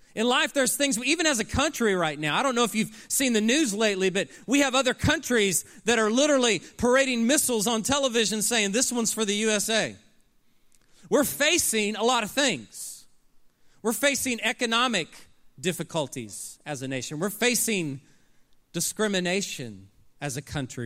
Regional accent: Oklahoma City, Oklahoma, United States; I grew up in Oklahoma City, Oklahoma

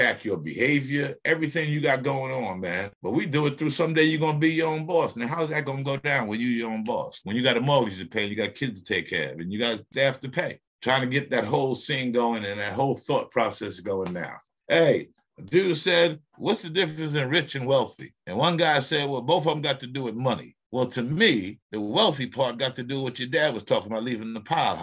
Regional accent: New York, United States; moved away; I'm a New Yorker

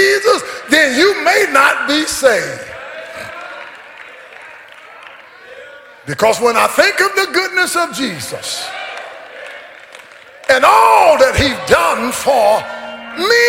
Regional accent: Caledonia, United States; also born or lived in Longview, Texas; I was born in Caledonia, 1951, the baby of 12

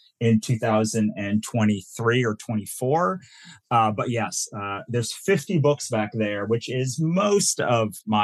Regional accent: Virginia, United States; moved away as an adult; also born or lived in New Jersey / Maryland; now in Los Angeles, United States; I was born in New Jersey, raised in Virginia, went to school in Maryland

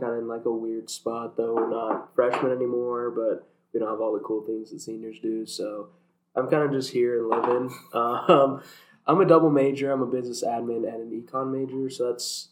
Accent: Utah, United States; moved away as an adult; now in Texas, United States; I'm not from Texas. I'm from Utah.

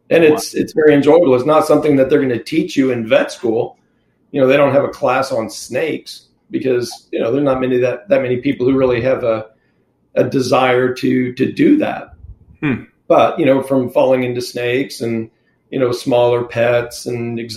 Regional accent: California, United States; born there; also born or lived in Mississippi / Texas / Philippines / Oklahoma; I was born in Southern California and lived everywhere from Southern California to Mississippi and Texas, Philippines, the Northeast. Uh, went to school in Oklahoma, ended up there in high school

